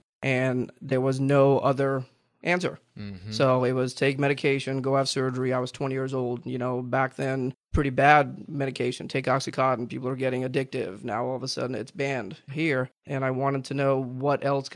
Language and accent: English; Jupiter, Florida, United States; also born or lived in Virginia; I grew up here in Jupiter, Florida